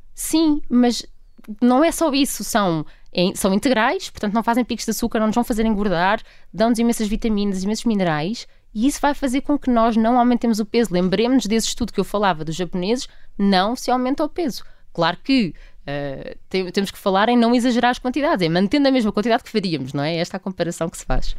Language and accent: Portuguese; Portugal; enquanto portugueses